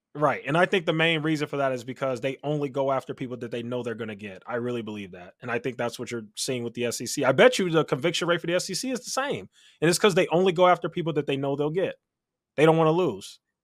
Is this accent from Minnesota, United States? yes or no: no; Chicago, Illinois, United States; Chicago. Born and raised in Chicago